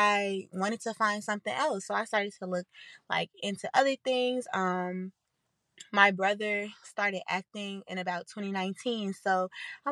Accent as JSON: {"language": "English", "town": "Chicago", "region": "Illinois", "country": "United States", "accent": "country", "said": "I'm from the south side of Chicago"}